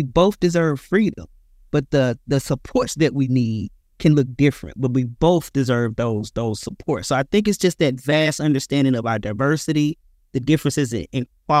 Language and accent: English; Mississippi, United States; I am originally from Mississippi, so I'm a country boy